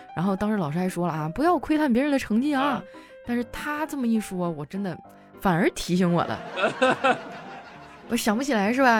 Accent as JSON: {"language": "Chinese", "town": "Qitaihe", "region": "Heilongjiang", "country": "China", "tie": "born or raised there", "moved": "yes", "said": "我老家在七台河市"}